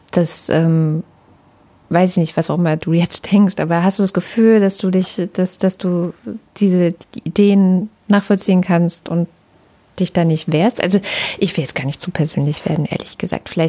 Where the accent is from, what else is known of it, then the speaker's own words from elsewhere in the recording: Baden-Württemberg, Germany; ich komme ja aus der Provinz, deswegen traue ich mich auch sowas zu sagen äh, und, und äh, weil ich selber weiß, was, was damit gemeint ist. Und wo ich zur Schule gegangen bin, ich habe äh, schon so ein bisschen erzählt an Baden-Württemberg, es war halt eher so ein kleineres äh, Kaff